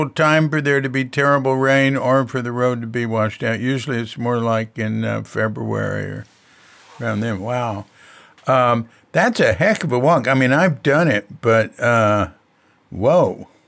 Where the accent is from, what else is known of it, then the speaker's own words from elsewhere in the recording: New York, United States; moved away as an adult; also born or lived in Berkeley, California; I was born in Brooklyn.